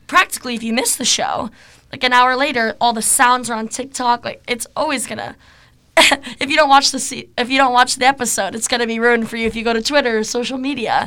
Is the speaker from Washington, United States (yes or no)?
yes; Seattle, Washington, United States; I'm from Seattle